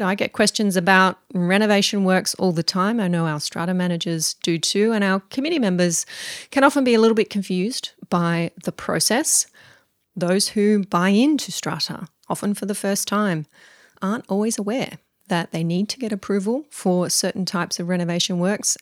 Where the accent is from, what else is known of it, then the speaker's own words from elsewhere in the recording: Mudgee, New South Wales, Australia; my hometown of Mudgee